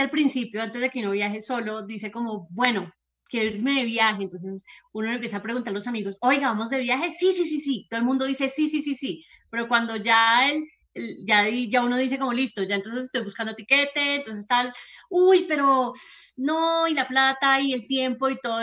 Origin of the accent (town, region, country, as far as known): Colombia